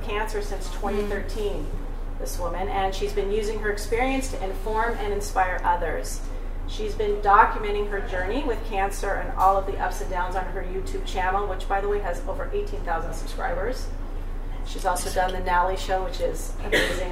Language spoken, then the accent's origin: English; California, United States; moved away as an adult; now in Montreal, Canada; I'm from California.